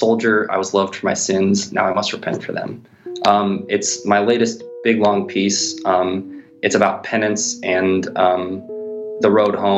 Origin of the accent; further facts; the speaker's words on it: St. Louis, Missouri, United States; I'm from St. Louis